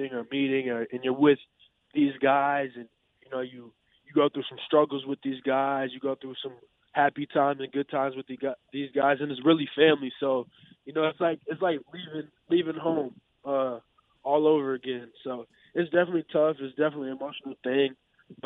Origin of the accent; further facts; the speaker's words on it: Madison, Wisconsin, United States; Madison, just with that being my hometown and me growing up and going to some Badger games